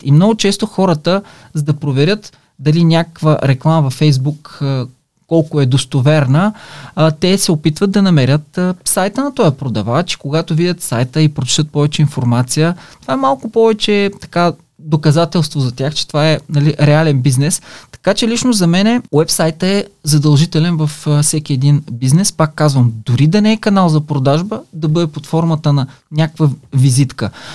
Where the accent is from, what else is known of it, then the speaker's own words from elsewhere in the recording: Silistra, Silistra Province, Bulgaria; на 51 години съм от Силистра